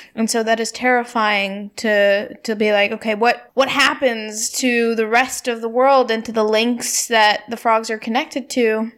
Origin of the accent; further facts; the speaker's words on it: India; my hometown in India.